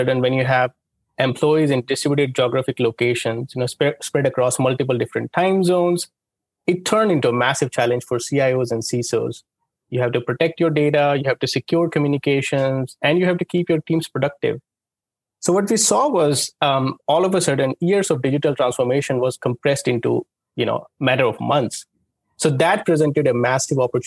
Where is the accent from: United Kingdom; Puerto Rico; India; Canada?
India; moved away; I grew up in India